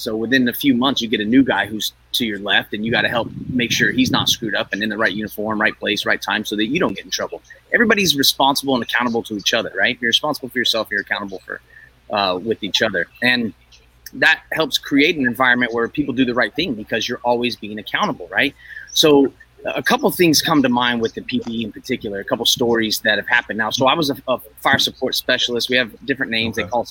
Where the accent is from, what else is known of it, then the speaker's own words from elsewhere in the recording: California, United States; So I grew up here in Northern California.